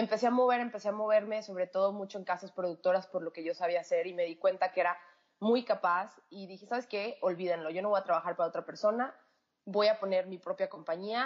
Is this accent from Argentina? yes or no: no; Mexico; moved away as an adult; also born or lived in San Luis Potosí; yo, mexicana, yo eh, estaba viviendo en San Luis Potosí